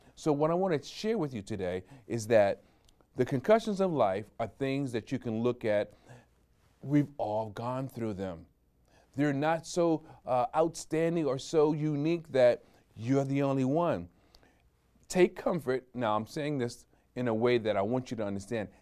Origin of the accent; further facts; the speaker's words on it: New York, United States; I'm a New Yorker